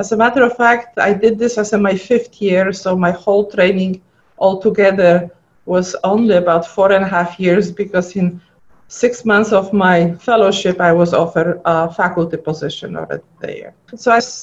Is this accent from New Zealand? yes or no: no; Poland; accent: funny accent; English is a second language; moved away as an adult; also born or lived in Cleveland / Detroit / Houston; now in United States; I was born in Poland. I grew up in Poland. I went to medical school in Poland. And as a matter of fact, when I came here, I didn't speak any English at all.